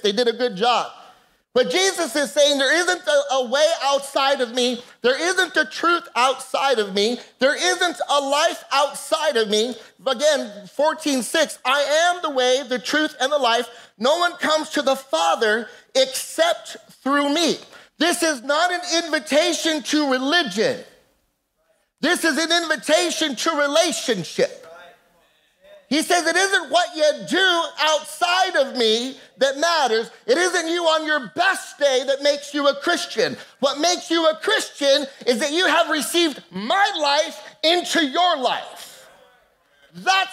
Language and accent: English; La Puente, California, United States; I grew up kind of on the wrong side of the tracks and spent a lot of time in a city called La Puente